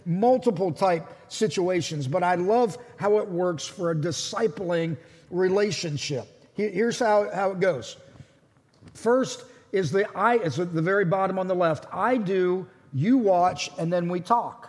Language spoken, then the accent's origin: English; Pittsburgh, Pennsylvania, United States; I grew up around Pittsburgh